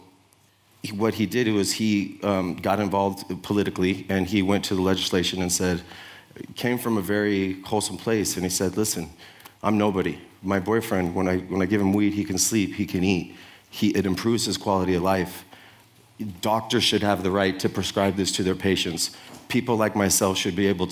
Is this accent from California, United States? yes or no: yes; San Francisco, California, United States; I'm from the Sunset District